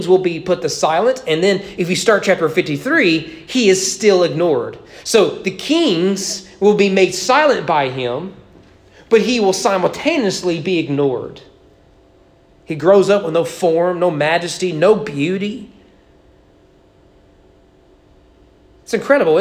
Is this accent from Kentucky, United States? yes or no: yes; Kentucky, United States; I grew up in Kentucky